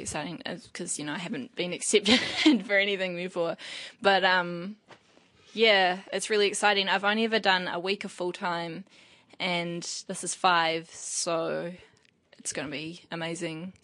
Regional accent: Wairoa, Hawke's Bay, New Zealand; moved away; also born or lived in Paraparaumu / Newlands, Wellington; I was raised in Wairoa as well

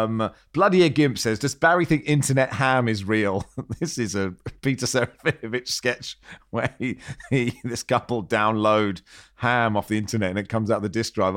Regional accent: Hong Kong; Growing up in Hong Kong, she let me get up in the middle of the night to watch the 1981 FA Cup final between Manchester City and Spurs.

